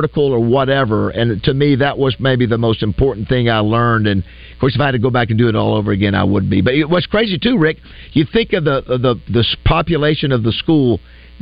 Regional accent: Panama City, Florida, United States; moved away; I'm from Panama City.

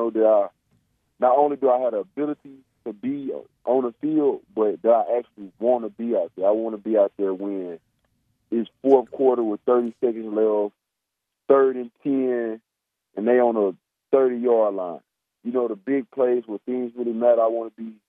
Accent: Arkansas, United States; my home state

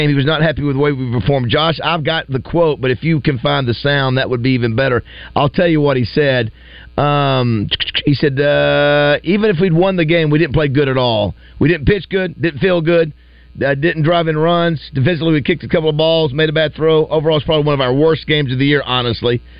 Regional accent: Missouri, United States; I grew up turkey hunting in Missouri, where it's great hunting.

